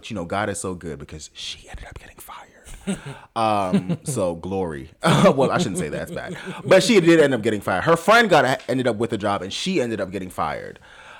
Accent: Jamaica; Being Jamaican, and I'll be very honest, sometimes I utilize it in like a, I'm not one of these African Americans.

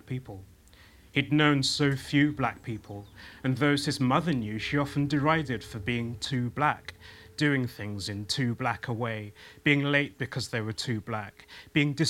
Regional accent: West Midlands, United Kingdom; I'm from the West Midlands, I'm from a Jamaican background

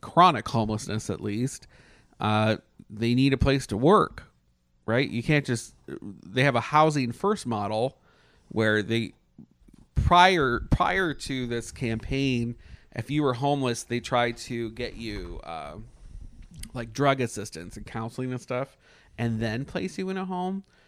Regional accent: Canada; moved away; I'm Canadian

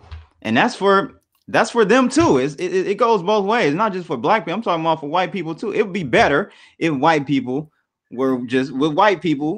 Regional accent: Detroit, Michigan, United States; I'm from Detroit, though, man. We pretty real here in the city.

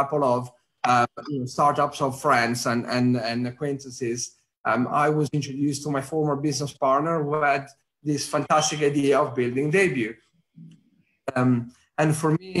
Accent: Italy; accent: Italian; English is a second language; moved away as an adult; also born or lived in New York; now in London, United Kingdom; I'm Italian, as you could probably tell by my accent

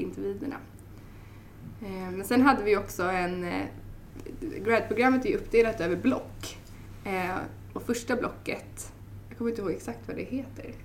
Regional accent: Stockholm, Stockholm County, Sweden; jag kommer från Stockholm

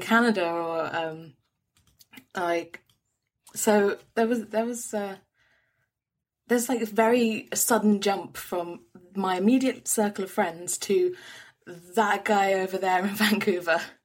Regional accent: London, United Kingdom; I'm a Londoner, and, born and bred

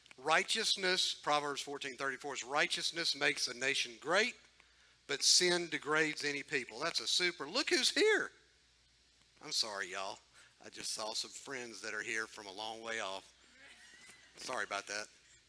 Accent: United States; But I am super thankful that I am an American citizen

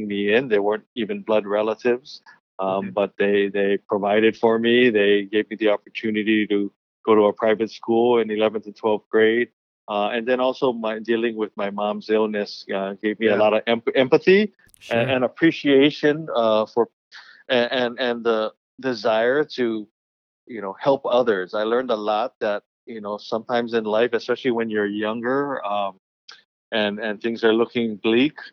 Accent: Honolulu, Hawaii, United States; So I was born on Oahu, raised on Oahu, in the Hawaii Kai area

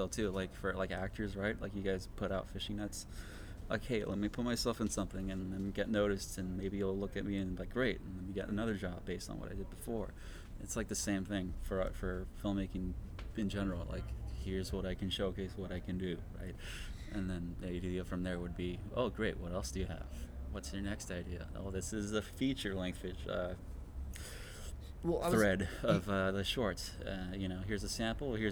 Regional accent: Los Angeles, California, United States; I grew up in Highland Park

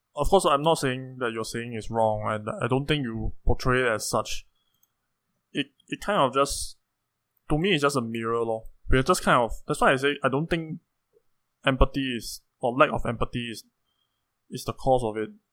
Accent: Singapore; as a Singaporean

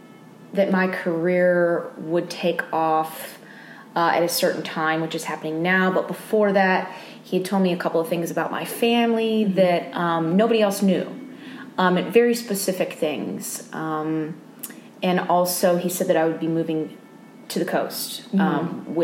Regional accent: Austin, Texas, United States; because I'm from Austin, mm-hmm. Texas, years back, I had a friend

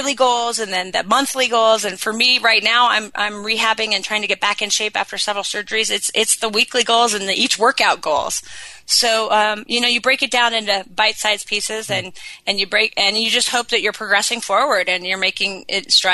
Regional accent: Sun Valley, Idaho, United States; I was in Sun Valley, my hometown, on the mountain that I had grown up on.

